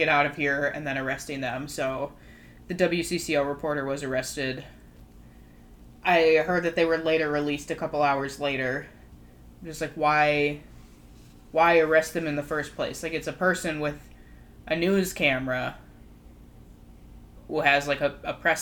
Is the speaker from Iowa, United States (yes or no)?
no; Brooklyn Park, Minnesota, United States; our suburb, we're from Brooklyn Park